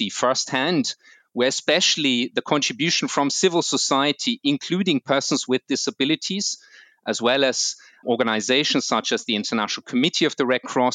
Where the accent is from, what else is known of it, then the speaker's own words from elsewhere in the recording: Vienna, Austria; I'm Austrian. I was born and raised in Vienna